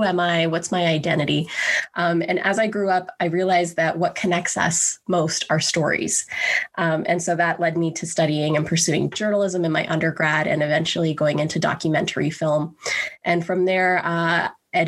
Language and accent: English; Grande Prairie, Alberta, Canada; I was born and raised in Grand Prairie, Alberta, a small city in northern Alberta.